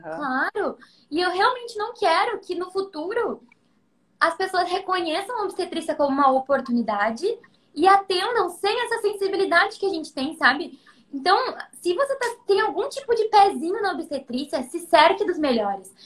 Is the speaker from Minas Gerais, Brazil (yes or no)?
no; Taquara, Rio Grande do Sul, Brazil; also born or lived in Porto Alegre / Gramado; em Taquara, que é minha cidade natal